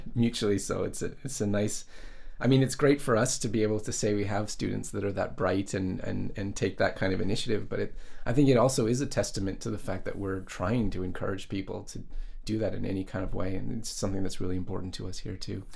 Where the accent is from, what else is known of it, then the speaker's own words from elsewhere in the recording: Canada; moved away as an adult; now in Japan; when I growing up in Canada